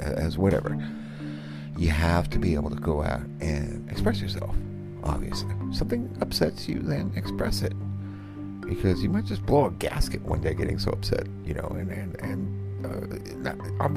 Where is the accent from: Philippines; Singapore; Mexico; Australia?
Philippines; moved away; I grew up in the Philippines